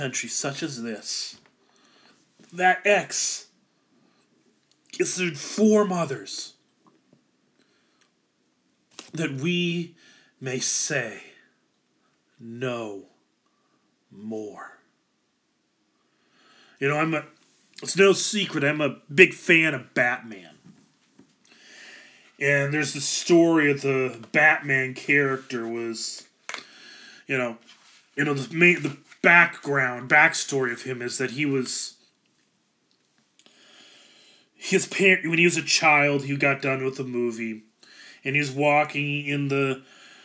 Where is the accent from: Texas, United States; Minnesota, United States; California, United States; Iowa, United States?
Iowa, United States; Ankeny; I grew up in Ankeny, which is another suburb of Des Moines